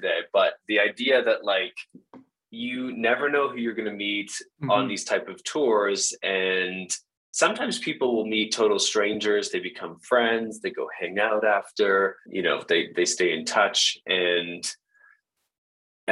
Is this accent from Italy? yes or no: no; Canada; I was from Canada